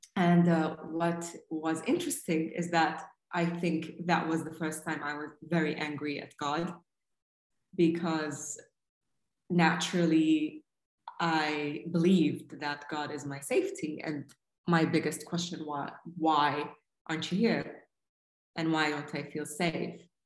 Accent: Saudi Arabia; growing up in Saudi in the mid 80s and uh, 90s

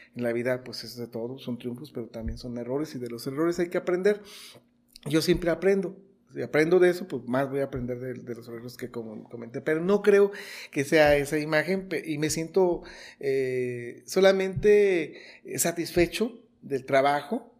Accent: Los Reyes, Michoacán, Mexico; also born or lived in Morelia; finalmente somos reyenses, finalmente somos michoacanos, finalmente somos mexicanos

